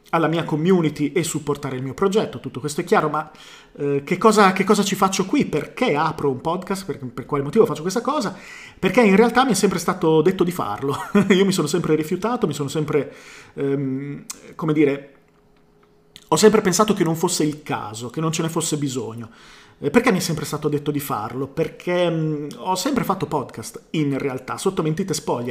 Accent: Bologna, Emilia-Romagna, Italy; sono di Bologna

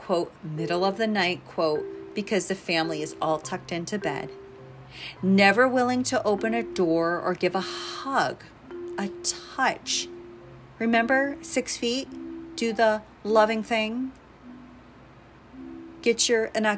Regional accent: United States

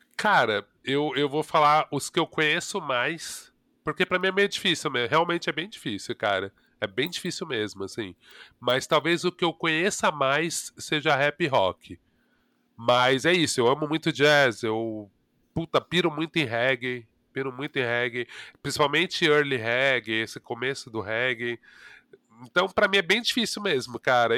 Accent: São Paulo, Brazil; Eu, eu cresci na Vila das Mercedes, no Ipiranga.

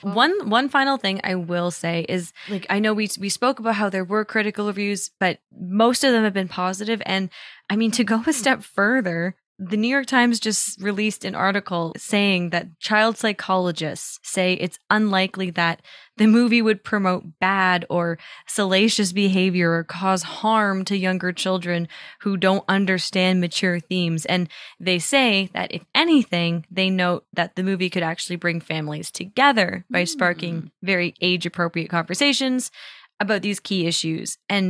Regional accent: Toronto, Ontario, Canada; I grew up in Toronto

